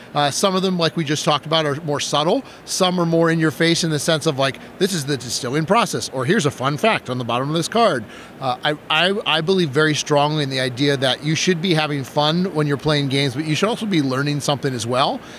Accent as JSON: {"language": "English", "region": "Wisconsin", "country": "United States", "said": "I'm from Wisconsin"}